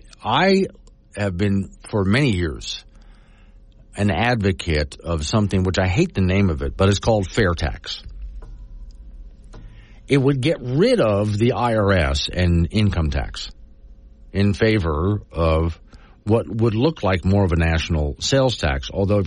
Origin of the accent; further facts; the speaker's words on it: Florida, United States; now in Wyoming, United States; growing up in Florida, we have so many tourists in Florida